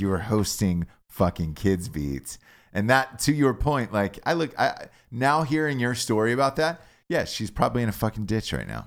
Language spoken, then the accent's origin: English; Atlanta, Georgia, United States; growing up in Atlanta